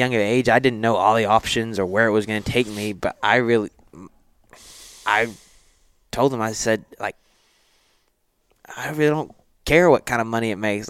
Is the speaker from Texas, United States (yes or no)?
yes; Nacogdoches, Texas, United States; I was born and raised in Nacogdoches, so I stayed in my hometown for college